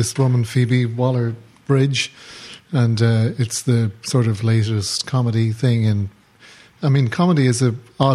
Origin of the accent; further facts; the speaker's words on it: Ireland; now in New York, United States; as an Irish person